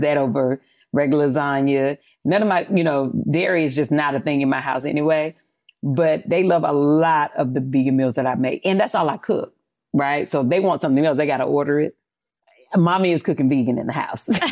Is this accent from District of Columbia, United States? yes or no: no; North Carolina, United States; I'm from North Carolina, you know, from the South